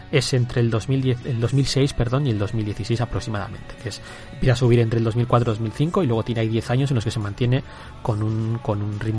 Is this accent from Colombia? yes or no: no; Bilbao, Basque Country, Spain; Si hay que siempre aquí nos tiramos a la piscina, que somos de Bilbao.